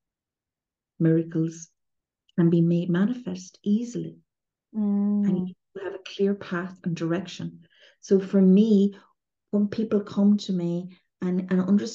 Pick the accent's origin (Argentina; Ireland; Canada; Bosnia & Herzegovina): Ireland; I'm Irish